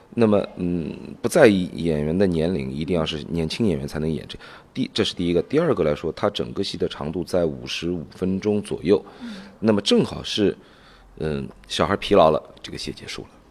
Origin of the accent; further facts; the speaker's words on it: China; 我们中国人